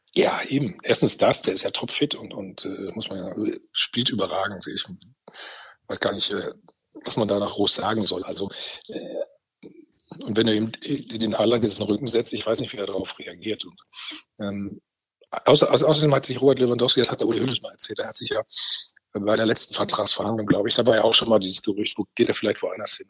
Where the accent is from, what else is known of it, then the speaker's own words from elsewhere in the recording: North Rhine-Westphalia, Germany; ich bin Ostwestfale